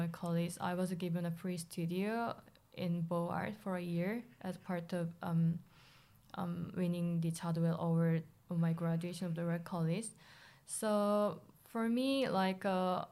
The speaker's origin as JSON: {"language": "English", "country": "South Korea", "tie": "born or raised there", "moved": "as an adult", "lives_now": "London, United Kingdom", "said": "I was born and raised in South Korea"}